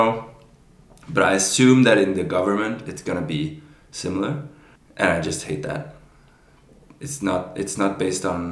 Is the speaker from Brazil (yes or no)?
yes; Brazil; moved away; I was born in Brazil